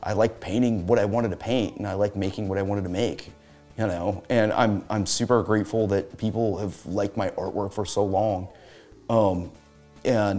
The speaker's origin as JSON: {"language": "English", "country": "United States", "said": "I'm an American"}